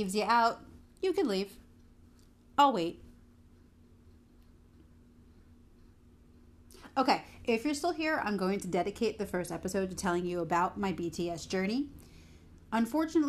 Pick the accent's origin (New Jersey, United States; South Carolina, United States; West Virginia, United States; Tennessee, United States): New Jersey, United States; Somerset; I am from Somerset, New Jersey